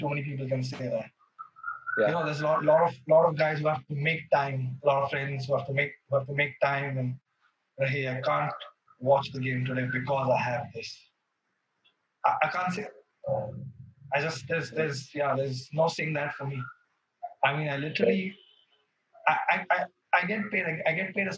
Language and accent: English; Mumbai, Maharashtra, India; moved away as an adult; now in Bangalore, India; born and brought up in Bombay